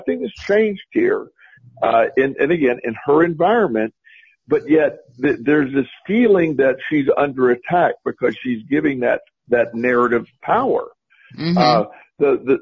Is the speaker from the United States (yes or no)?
yes; Plant City, Florida, United States; my hometown, is Plant City, Florida, and we grew up where super conservative